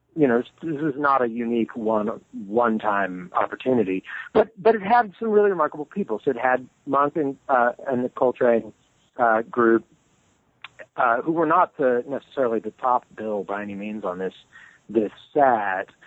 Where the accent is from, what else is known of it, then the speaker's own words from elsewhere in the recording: Modesto, California, United States; I grew up in California, in um, in the Central Valley, so not far from the redwood country, but uh, not quite in it, uh, in the city of Modesto